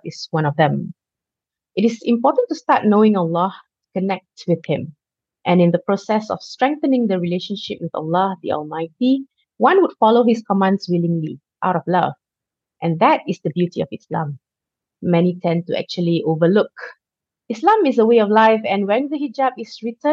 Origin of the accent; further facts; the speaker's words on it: Malaysia; Growing up in Malaysia